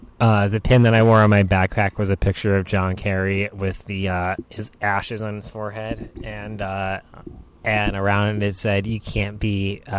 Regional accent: New Hampshire, United States; also born or lived in Boston; I grew up in New Hampshire.

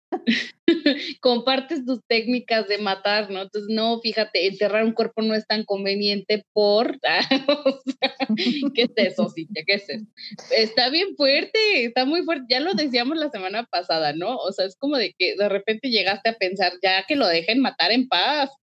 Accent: Mexico; como mexicanos

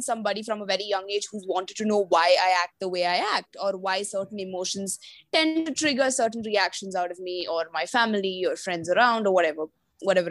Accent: Kerala, India; I'm originally from Kerala

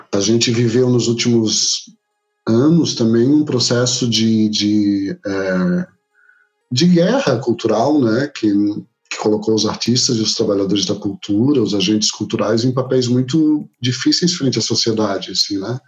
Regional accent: Florianópolis, Santa Catarina, Brazil; E sou nascido em Florianópolis, trabalho aqui

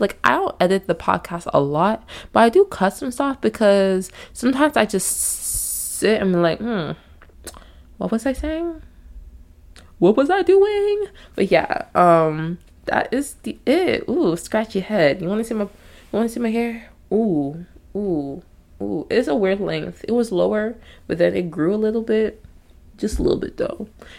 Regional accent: Nigeria; I say all this to say I'm Nigerian, okay? Full-blood Nigerian.

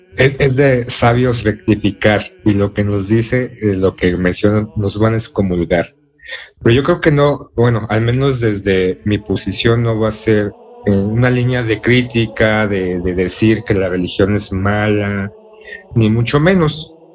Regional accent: Mexico; somos mexicanos, vivimos o crecimos en un entorno catolicista

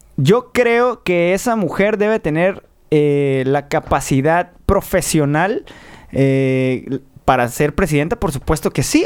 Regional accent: Tijuana, Baja California, Mexico; en Baja California, nosotros somos de Tijuana, eh, donde empieza la patria

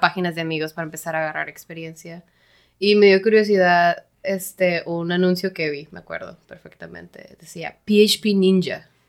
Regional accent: Mexico; also born or lived in San Diego, United States; los mexicanos somos un poquito más cabroncitos

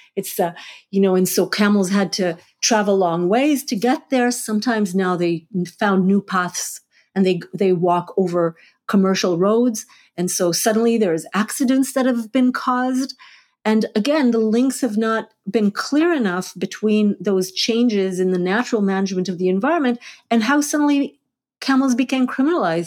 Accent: Jerusalem, Jerusalem District, Israel; also born or lived in Hula Valley / Hulata; now in Buffalo, United States; I grew up half in Jerusalem and half in Hula Valley in, in a kibbutz up there, Hulata

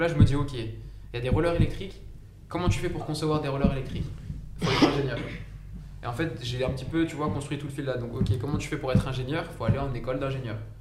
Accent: Saint-Denis, Île-de-France, France; also born or lived in Compiègne; mais de base je viens de Saint-Denis. Donc à 93, j'ai grandi à Saint-Denis, j'ai vécu presque toute ma vie là-bas

